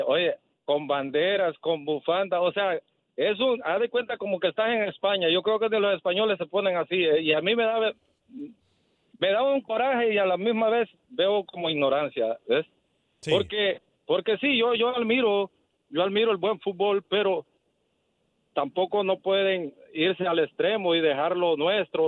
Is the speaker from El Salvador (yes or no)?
yes; El Salvador; now in Houston, United States; yo soy salvadoreño